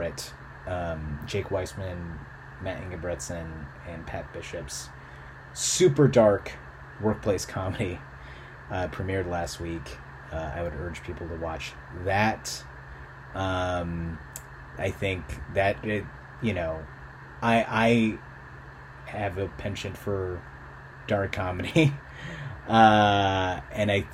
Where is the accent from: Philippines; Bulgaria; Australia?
Philippines; now in United States; I was born in the Philippines in the late 80s, and that was a terrible place to be.